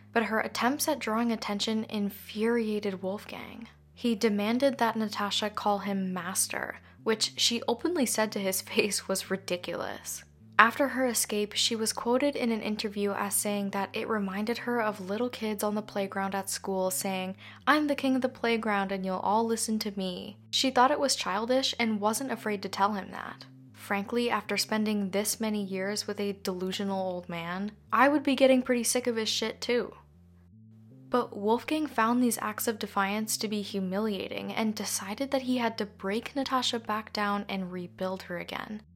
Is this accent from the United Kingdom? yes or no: no; Canada; I'm Canadian